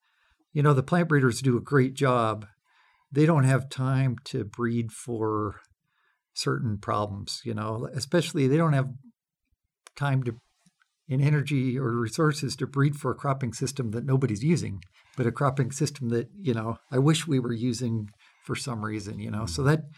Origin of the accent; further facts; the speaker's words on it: Washington, United States; I grew up farming in Western Washington as a kid.